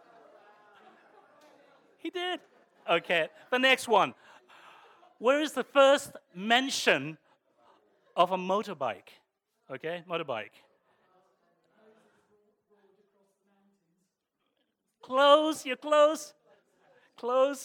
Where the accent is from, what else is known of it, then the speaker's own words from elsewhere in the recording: Croydon, London, United Kingdom; also born or lived in Streatham / Hounslow / Barnet; I consider myself a true South Londoner because most of my life I grew up in sunny Croydon, believe it or not. From the age of 6, I grew up in sunny Croydon